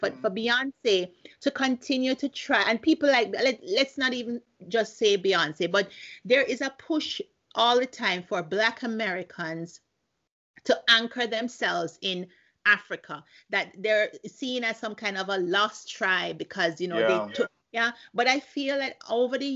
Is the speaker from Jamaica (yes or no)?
yes; Jamaica; As a Jamaican myself